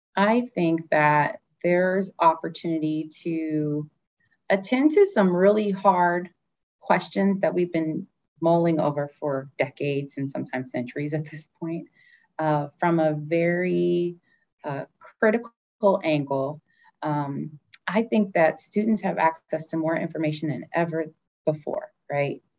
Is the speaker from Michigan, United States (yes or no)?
yes; Detroit, Michigan, United States; moved away; I'm from Detroit